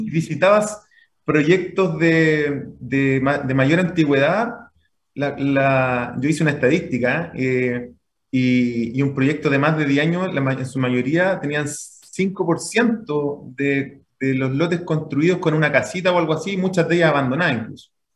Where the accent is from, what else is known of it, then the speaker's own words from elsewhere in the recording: Santiago, Santiago Metropolitan Region, Chile; also born or lived in Puente Alto; nacido y criado en Santiago